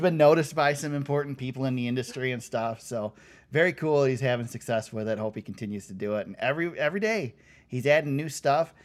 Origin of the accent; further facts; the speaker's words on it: Michigan, United States; we're from Michigan